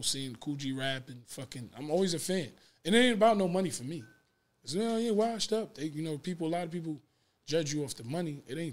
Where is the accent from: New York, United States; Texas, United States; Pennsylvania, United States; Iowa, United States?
New York, United States; New York City; I'm from Queens